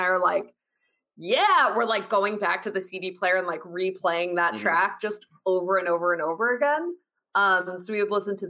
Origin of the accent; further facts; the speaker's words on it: Schenectady, New York, United States; I worked in an Italian bakery in my hometown of Schenectady, New York, when I was a teen.